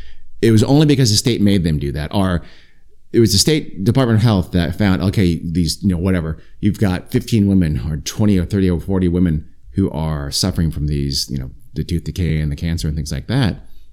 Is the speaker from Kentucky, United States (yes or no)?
no; Long Beach, California, United States; I'm from Long Beach.